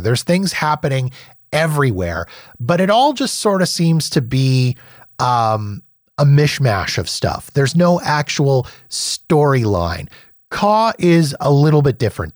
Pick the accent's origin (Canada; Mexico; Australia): Canada; now in Calgary, Canada; as a Canadian